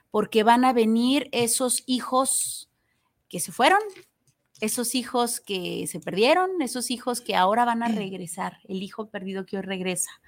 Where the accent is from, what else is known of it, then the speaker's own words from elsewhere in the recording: Mexico; qué me hace especial a mí, qué voy cargando, porque obviamente dejo aquí en mi país una parte de mi corazón, de mi ser